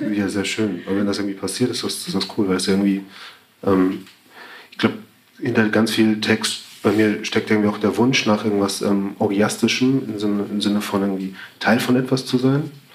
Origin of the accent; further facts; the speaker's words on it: Elmshorn, Schleswig-Holstein, Germany; moved away; Ich komme halt aus Schleswig-Holstein, bin halt aufgewachsen